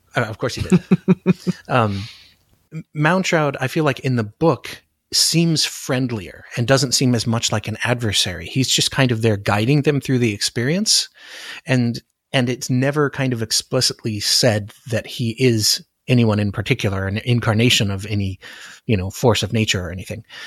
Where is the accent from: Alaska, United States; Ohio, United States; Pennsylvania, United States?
Alaska, United States; Anchorage; moved away; I grew up in Anchorage